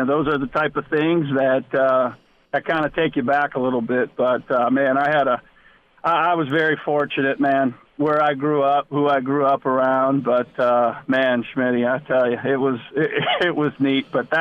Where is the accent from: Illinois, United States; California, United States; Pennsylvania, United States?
Pennsylvania, United States; Erie; moved away; Erie, Pennsylvania was in 1985.